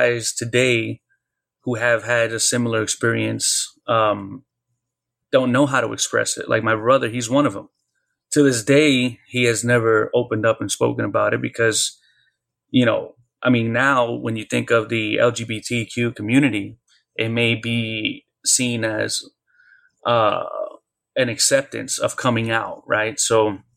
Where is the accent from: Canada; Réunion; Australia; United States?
United States; New York City, New York; we moved from the Bronx to Brooklyn